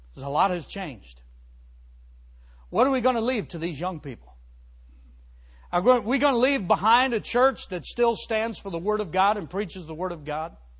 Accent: Cleveland, Ohio, United States; moved away; I grew up in the Cleveland area

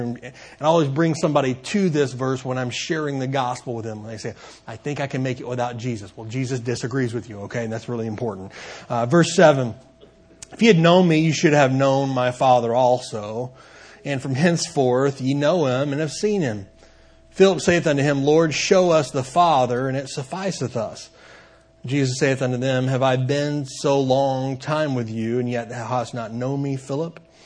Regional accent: Benton, Kentucky, United States; I uh, grew up in a town called Benton, Kentucky

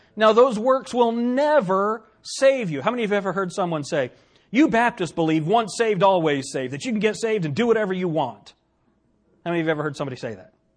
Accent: United States; especially as an American

